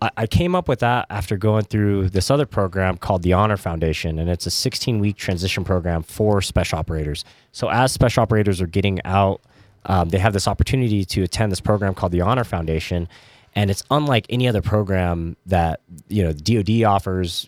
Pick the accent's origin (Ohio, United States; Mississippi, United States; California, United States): California, United States; growing up in California, I, I loved In and Out